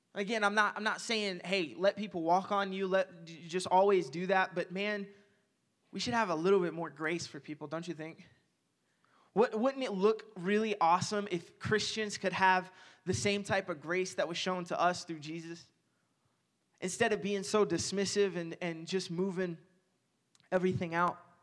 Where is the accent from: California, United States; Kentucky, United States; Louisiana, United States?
Kentucky, United States; Owensboro; moved away; my hometown in Owensboro